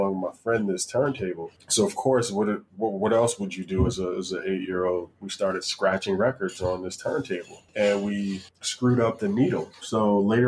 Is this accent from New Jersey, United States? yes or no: yes; Plainfield, New Jersey, United States; I grew up in Plainfield, New Jersey